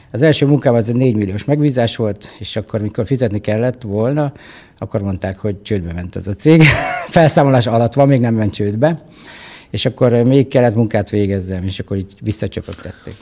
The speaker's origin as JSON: {"language": "Hungarian", "country": "Hungary", "tie": "born or raised there", "said": "képzelj el egy kis börtönfalut, ahol az apukám a börtönőr, illetve a parancsnoknak a sofőrje."}